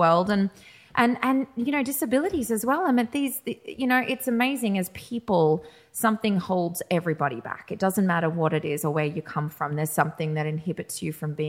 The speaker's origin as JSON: {"language": "English", "country": "Australia", "tie": "born or raised there", "said": "I was born in Australia."}